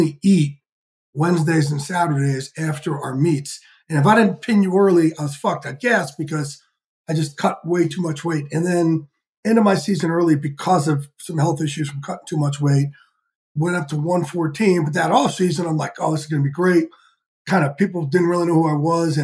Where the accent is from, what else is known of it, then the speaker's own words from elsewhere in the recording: outside of New York City, New Jersey, United States; I like to say I grew up outside of New York